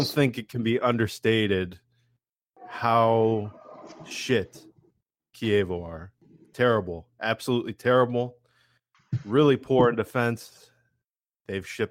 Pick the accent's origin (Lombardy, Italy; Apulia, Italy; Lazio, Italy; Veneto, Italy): Veneto, Italy; near Verona; moved away; I'm originally from Italy, very close to Verona